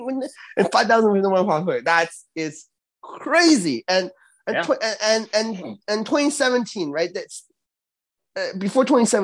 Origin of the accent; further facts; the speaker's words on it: Canada; I'm Canadian. We are Canadian.